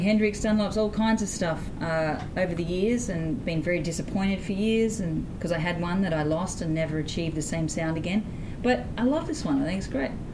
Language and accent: English; Sydney, New South Wales, Australia; I hail from Sydney, Australia, mm-hmm. and I grew up in the inner city